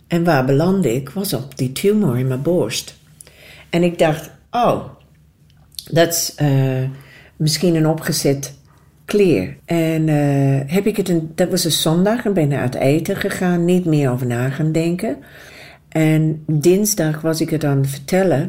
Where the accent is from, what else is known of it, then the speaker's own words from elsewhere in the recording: Australia; moved away; also born or lived in New Zealand; Nieuw-Zeeland. Maar ik ben opgegroeid in Australië